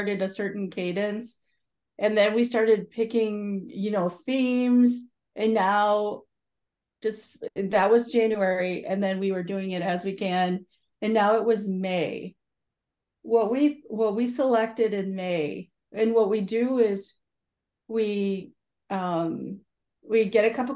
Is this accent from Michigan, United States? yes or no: yes; Michigan, United States; also born or lived in Oklahoma; I was born in the United States in Oklahoma, but really raised in Michigan